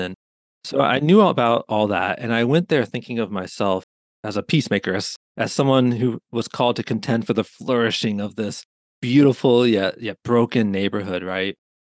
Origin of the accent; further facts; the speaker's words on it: Pennsylvania, United States; Yeah, so I grew up in Pennsylvania and attended a Christian college called Messiah College, now Messiah University.